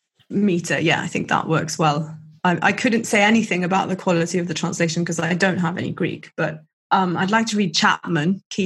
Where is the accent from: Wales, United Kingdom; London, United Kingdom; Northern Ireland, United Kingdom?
Wales, United Kingdom; south; I've made a traditional Welsh stew because we're from Wales.